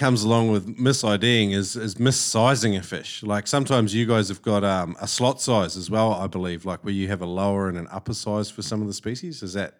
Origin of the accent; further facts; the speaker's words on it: New Zealand; now in Australia; when I moved to Queensland, because I was from New Zealand